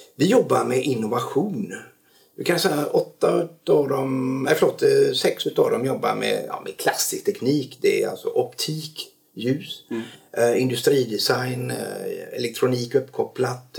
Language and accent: Swedish; Stenungsund, Västra Götaland, Sweden; also born or lived in Norrland; now in Tjörn, Sweden; hamnade i Stenungsund när jag var års tioårsåldern